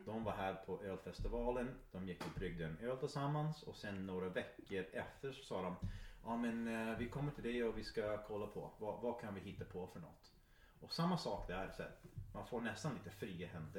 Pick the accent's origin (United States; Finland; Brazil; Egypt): United States; Iron Mountain, Michigan; now in Sweden; Iron Mountain där jag växte upp